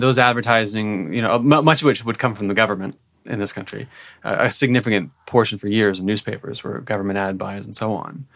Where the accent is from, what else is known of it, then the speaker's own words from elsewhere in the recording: Peterborough, Ontario, Canada; I grew up in Peterborough